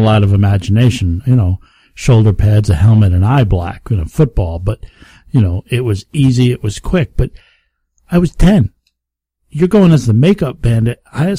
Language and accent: English; the Catskills, New York, United States; We didn't have a neighborhood. I grew up in the Catskills. It's nothing but woods, man. We had to drive from house to house.